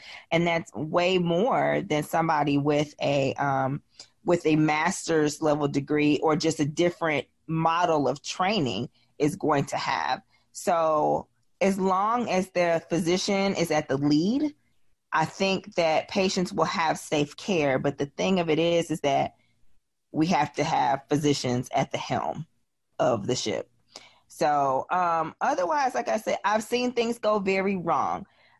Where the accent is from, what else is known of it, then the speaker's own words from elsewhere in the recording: Midwest, United States; And y'all know I'm from the Midwest, so I'm not beating up on the Midwest and the actual West.